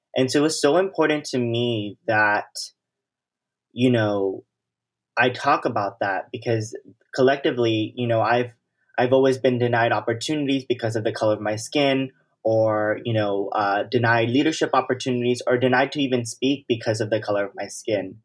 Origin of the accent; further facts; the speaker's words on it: Los Angeles, California, United States; I grew up in South Central Los Angeles, and I've been, you know, a South L A resident, um, my whole life.